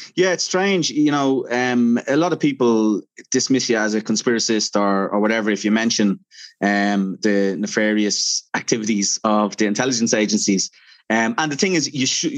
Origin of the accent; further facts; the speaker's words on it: Dublin, Leinster, Ireland; I'm from Dublin.